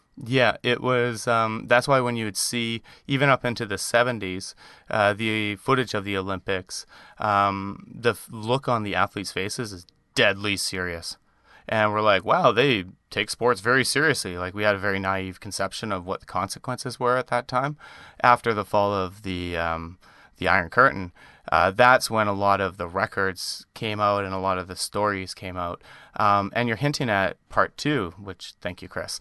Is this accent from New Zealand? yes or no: no; Canada; accent: Canadian; you often give me a hard time about the Canadian accent